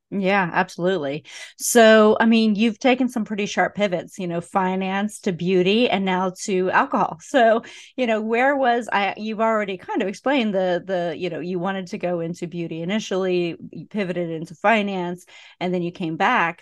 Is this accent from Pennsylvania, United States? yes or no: yes; Pennsylvania, United States; now in Georgia, United States; I grew up in Pennsylvania where beer is sold in package stores.